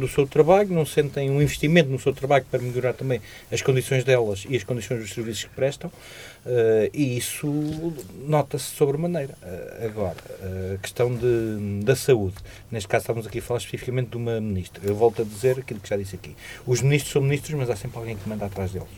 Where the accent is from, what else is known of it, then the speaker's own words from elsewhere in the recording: Portugal; como portugueses